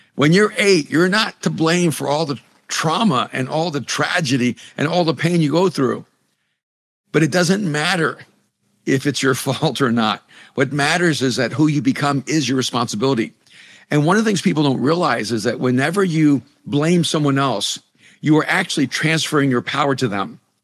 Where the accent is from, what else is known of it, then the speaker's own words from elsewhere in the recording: El Salvador; first language Spanish; English is a second language; moved away; I'm an immigrant from El Salvador. You know, Spanish was my first language, English was my second language.